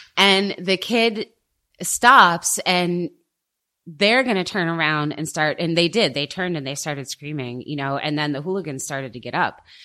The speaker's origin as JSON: {"language": "English", "country": "United States", "moved": "yes", "lives_now": "Germany", "said": "I'm American"}